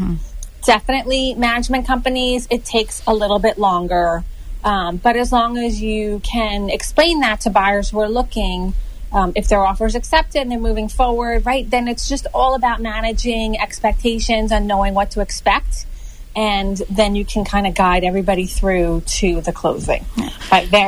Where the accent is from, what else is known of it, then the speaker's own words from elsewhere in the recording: Long Island, New York, United States; from Long Island.